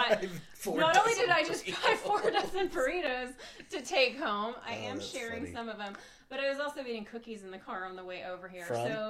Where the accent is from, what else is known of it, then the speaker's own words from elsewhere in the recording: Brownfield, Texas, United States; moved away as an adult; now in Dallas, United States; I currently live in Dallas. I actually grew up here in the Lubbock area, in Brownfield. So good small town West Texas girl at heart.